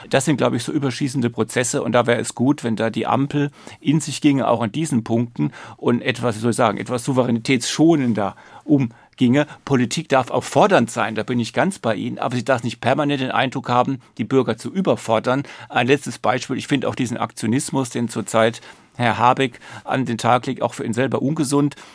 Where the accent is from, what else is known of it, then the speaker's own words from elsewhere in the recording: Ludwigshafen, Rhineland-Palatinate, Germany; Ich komme aus der Pfalz, Ludwigshafen, BASF.